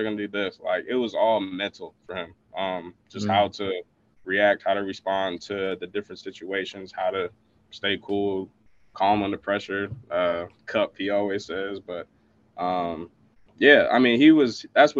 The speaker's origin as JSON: {"language": "English", "region": "Michigan", "country": "United States", "said": "I'm from Michigan"}